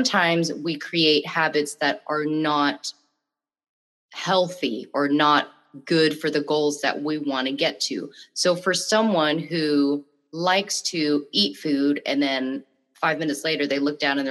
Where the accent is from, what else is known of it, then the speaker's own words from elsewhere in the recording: Bangkok, Thailand; I'm from Bangkok.